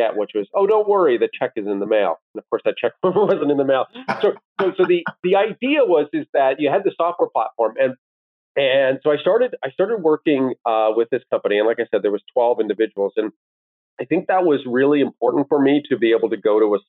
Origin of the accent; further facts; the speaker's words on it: Owen Sound, Ontario, Canada; moved away as an adult; also born or lived in Washington, D.C.; now in Toronto, Canada; Both my wife and I grew up in Owen Sound.